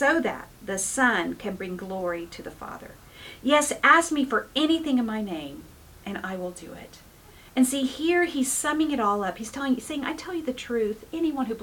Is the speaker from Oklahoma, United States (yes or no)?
yes; Oklahoma, United States; now in California, United States; I come from Oklahoma.